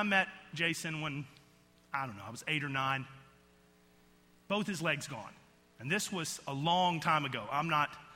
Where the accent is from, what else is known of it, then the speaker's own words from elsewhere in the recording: outside of Atlanta, Georgia, United States; I grew up in outside of Atlanta, Georgia, in just a rural Georgia community.